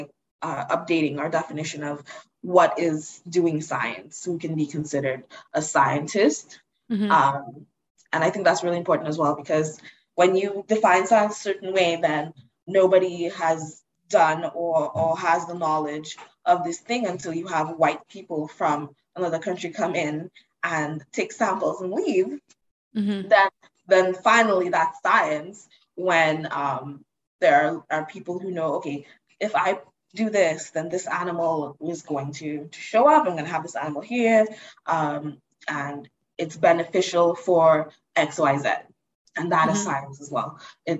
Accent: Dominica; I'm from the Commonwealth of Dominica. That's not Dominican Republic. It's a completely different island.

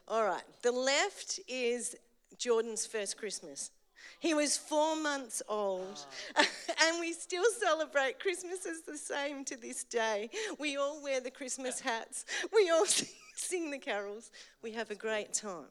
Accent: Eltham, Victoria, Australia; I grew up in Eltham, so I'm an Eltham girl.

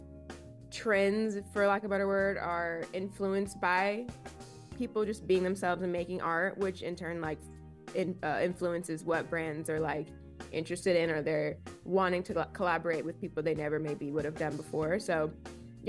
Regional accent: Kansas City, Missouri, United States; moved away as an adult; also born or lived in Columbia, Missouri; now in Boston, United States; I was born and raised in Kansas City, Missouri

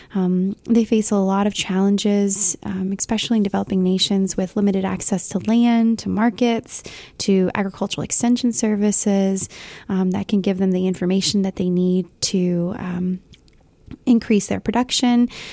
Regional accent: United States; first language Spanish; English is a second language; trying to find my identity as a, as a Lat-, Latino woman, but also as an American

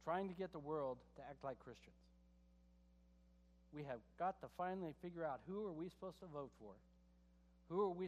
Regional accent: United States; I'm an American

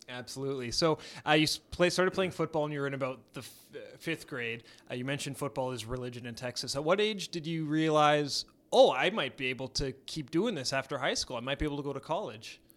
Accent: Edmonton, Alberta, Canada; growing up here i, in Edmonton like I did

